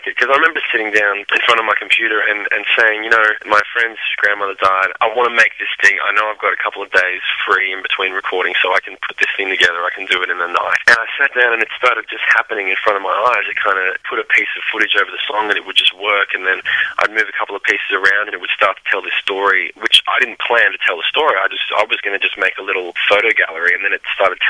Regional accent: Australia; moved away as an adult; we came from Australia and we're over in the States

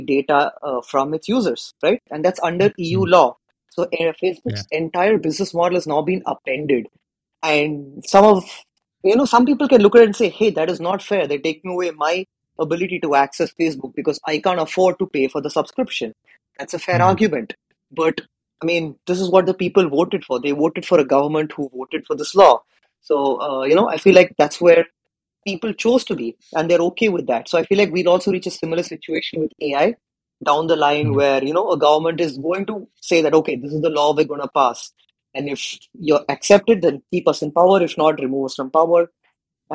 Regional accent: India; I come from India

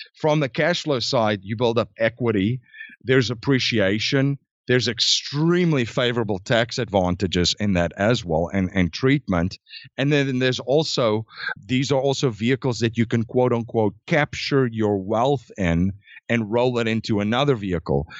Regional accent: South Africa; I was born in South Africa, born and raised, and grew up

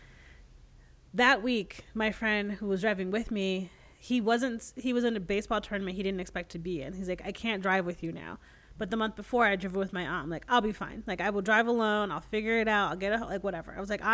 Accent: Connecticut, United States; moved away as an adult; I'm never going back to Connecticut. Like, what? There's nothing here, whatever. And now I'm like, I appreciate where I grew up so much.

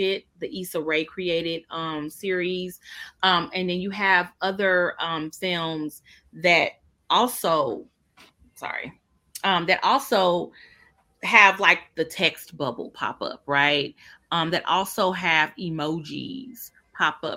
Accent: Kansas City, Missouri, United States; now in Washington, DC, United States; I'm from Kansas City

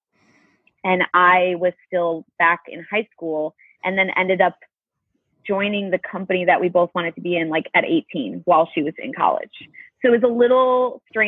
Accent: Elgin, Illinois, United States; I'm from Elgin, Illinois. It's like an hour outside of Chicago.

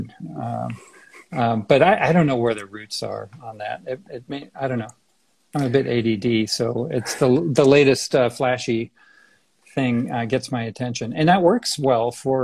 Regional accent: San Francisco, California, United States; moved away as an adult; also born or lived in Boston / Berkeley / Zurich; now in Denver, United States; I'm from the Bay Area, San Francisco area originally

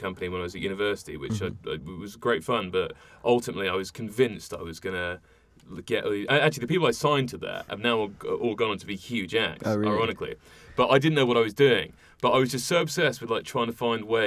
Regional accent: London, United Kingdom; I'm from London, right, born and bred

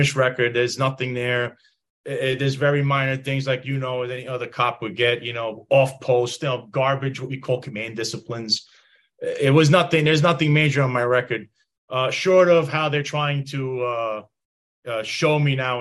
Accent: New York City, New York, United States; moved away as an adult; also born or lived in Bay Ridge, Brooklyn; now in Florida, United States; I grew up in Bensonhurst. I live in Florida now.

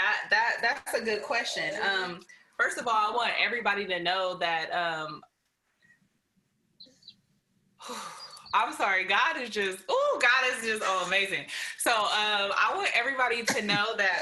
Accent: Oakland, California, United States; I came from East Oakland

